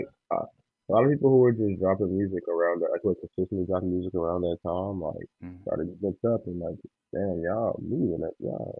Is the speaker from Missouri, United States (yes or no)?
no; Chicago, Illinois, United States; I am a rapper from Chicago.